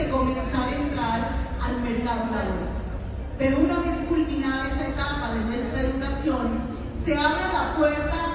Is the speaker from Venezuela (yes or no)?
yes; San Cristóbal, Táchira, Venezuela; Y me tuve que quedar en mi ciudad natal, que es San Cristóbal, Estado Táchira, estudiando en la Universidad Católica Contaduría Pública.